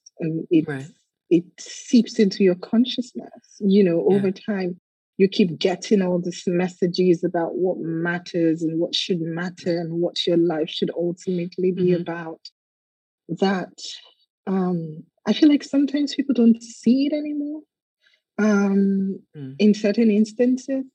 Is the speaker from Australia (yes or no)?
no; Nigeria; as a young girl growing up in Nigeria